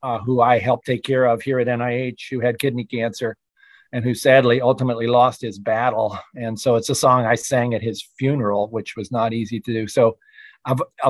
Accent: Shenandoah Valley, Virginia, United States; my hometown in the Shenandoah Valley

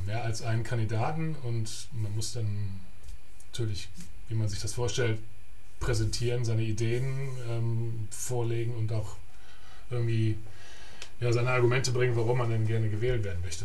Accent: Germany; moved away; der erste Deutsche

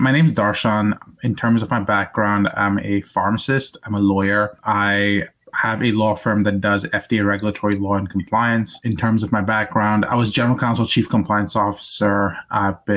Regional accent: India; moved away; I grew up in India for the most part, for the first half of my life

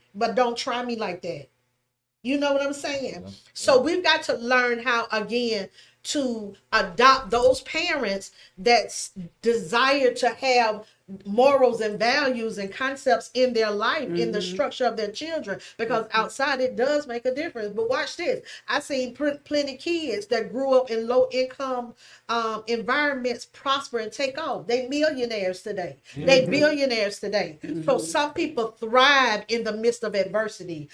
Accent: the South, United States; I'm from the South. I'm a Southern girl

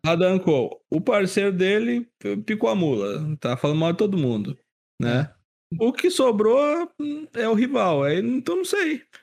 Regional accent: Porto Alegre, Rio Grande do Sul, Brazil; now in Campo Bom, Brazil; porto alegrense do Rio Grande do Sul. Nasci em Porto Alegre, moro em Campo Bom

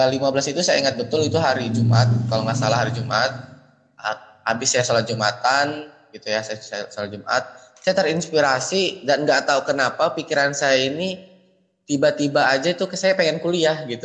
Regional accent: Lampung, Indonesia; now in Bekasi, Indonesia; saya merantau di Bekasi karena saya memang asli Lampung. Jadi lahir dan dibesarkan di Lampung, SD, SMP, SMA. SD, SMP, SMA itu saya di Lampung

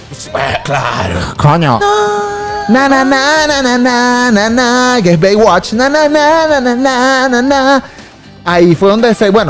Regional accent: Venezuela; Nada, nosotros somos venezolanos y vamos a cerrar con venezolanos.

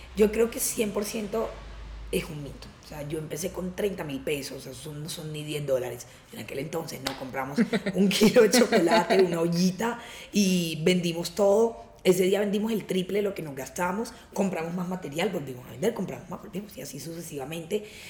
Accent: Cartagena, Bolívar, Colombia; yo que vengo de Cartagena

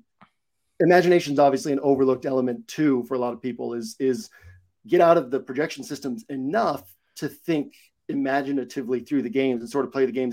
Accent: New England, United States; I grew up in New England

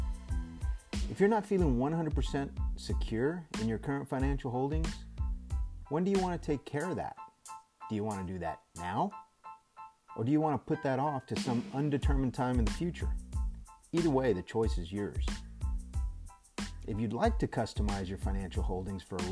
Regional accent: Texas, United States; my home state of Texas

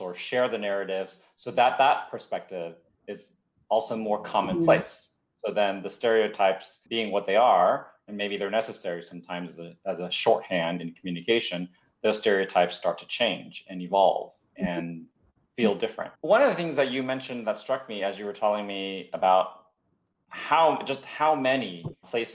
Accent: San Jose, California, United States; also born or lived in Taiwan; I grew up in the States and in the Bay Area in San Jose

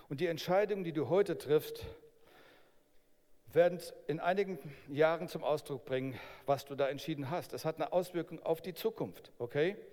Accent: Berlin, Germany; Okay, ich, bin ich bin auch ein Berliner, ich bin dort geboren.

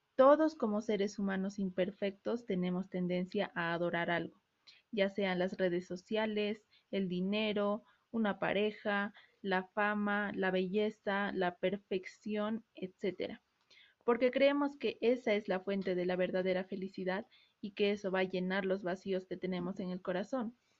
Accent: Peru; El Perú, el país de donde soy

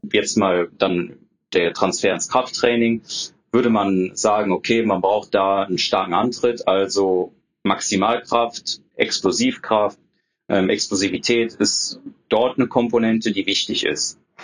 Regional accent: Düsseldorf, North Rhine-Westphalia, Germany; also born or lived in Bochum; bin dann wieder zurück in meine Heimatstadt nach Düsseldorf gezogen.

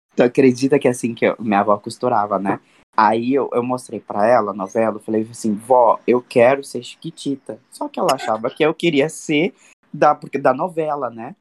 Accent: Cuiabá, Mato Grosso, Brazil; lá no meu país, Cuiabá

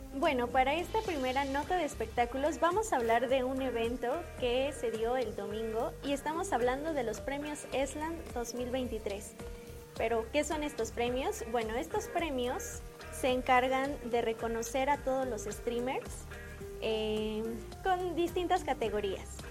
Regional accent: Mexico

